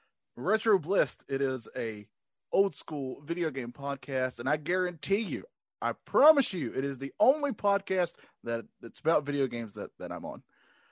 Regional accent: North Carolina, United States; Growing up in North Carolina, I don't know if you can tell by my accent.

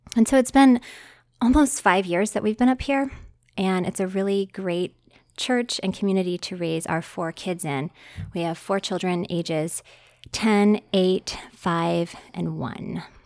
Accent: West Virginia, United States; moved away as an adult; also born or lived in Arizona; I grew up in West Virginia

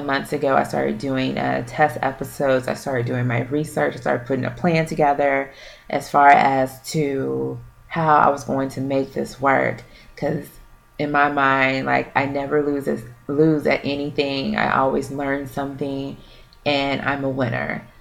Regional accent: Houston, Texas, United States; also born or lived in Louisiana; I was born in Louisiana, but I was raised here in Houston

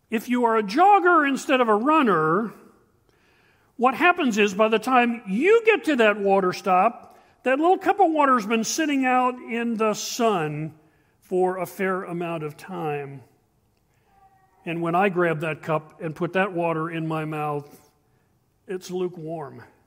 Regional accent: Shamokin, Pennsylvania, United States; We grew up in Shemokin, Pennsylvania.

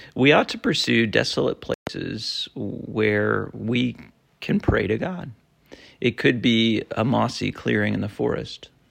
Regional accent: Vermont, United States; moved away; I grew up in Vermont in a small town

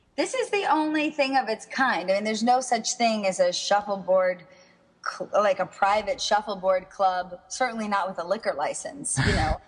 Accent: Miami, Florida, United States; also born or lived in West Palm Beach; now in New York, United States; I grew up in Miami

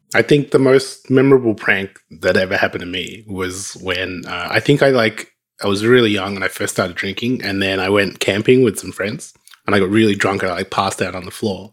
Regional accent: Australia; In Australia, we, we didn't have a lot of local magazines

